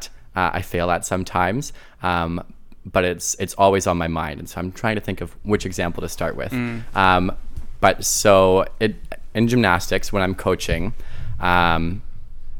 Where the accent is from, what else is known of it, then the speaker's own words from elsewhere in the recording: countryside outside of Ottawa, Ottawa Valley, Ontario, Canada; I grew up in the countryside outside of Ottawa